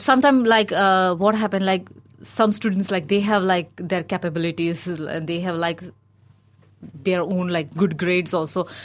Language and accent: English; India; moved away as an adult; now in Dunedin, New Zealand; But I grew up in India.